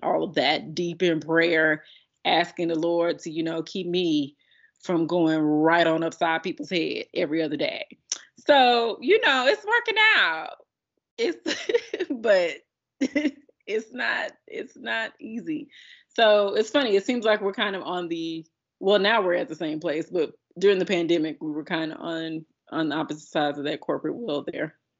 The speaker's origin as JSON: {"language": "English", "country": "United States", "said": "as an American"}